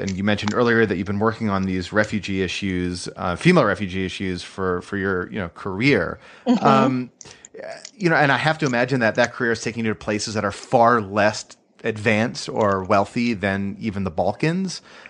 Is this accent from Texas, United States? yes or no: no; Brookfield, Connecticut, United States; I'm from Brookfield.